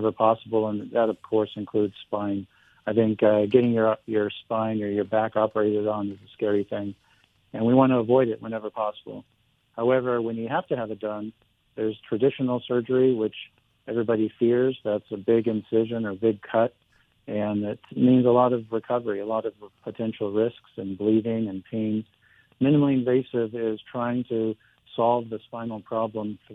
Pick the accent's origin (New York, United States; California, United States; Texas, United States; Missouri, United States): California, United States; Glendale; also born or lived in Vermont / San Diego / Newport Beach; I was born in Glendale, grew up in Glendale, and high school and all that in Glendale